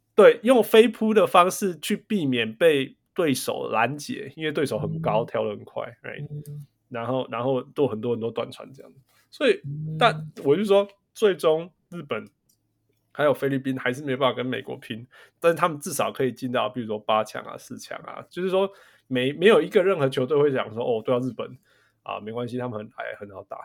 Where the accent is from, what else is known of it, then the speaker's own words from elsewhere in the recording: Taiwan; now in United States; 身为台湾人